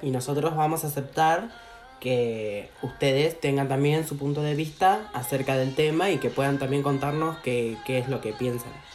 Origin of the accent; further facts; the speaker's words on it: Argentina; also born or lived in Brazil; yo como la puta madre soy argentino